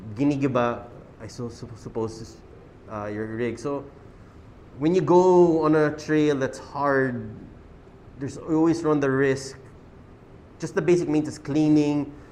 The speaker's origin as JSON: {"language": "English", "town": "Quezon City", "region": "Metro Manila", "country": "Philippines", "said": "we're from Quezon City"}